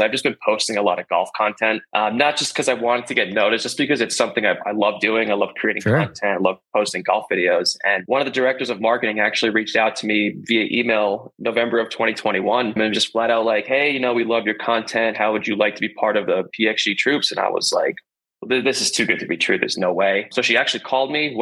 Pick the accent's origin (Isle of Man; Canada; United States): United States; Northeast; moved away; Growing up in the Northeast, playing a lot of golf in Long Island and the Hamptons